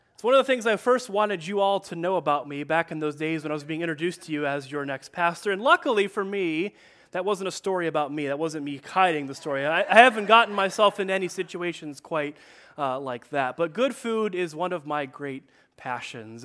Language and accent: English; Chicago, Illinois, United States; also born or lived in Detroit area; now in Detroit, United States; I am from Chicago